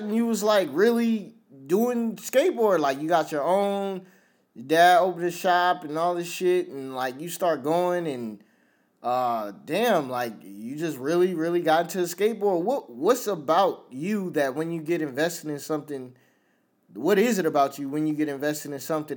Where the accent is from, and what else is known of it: Virginia, United States; born or raised there; also born or lived in New York